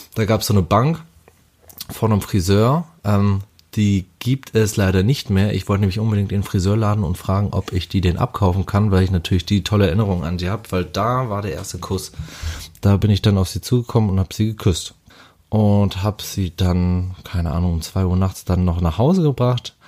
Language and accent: German; Hamburg, Germany; ich komme aus Hamburg, bin 30 Jahre jung geworden